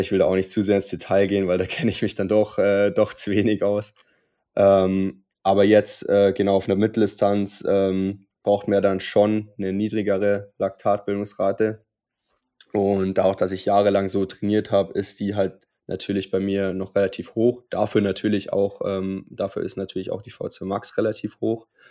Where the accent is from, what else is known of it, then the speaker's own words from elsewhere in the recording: Unterwössen, Bavaria, Germany; in Unterwössen, wo ich aufgewachsen bin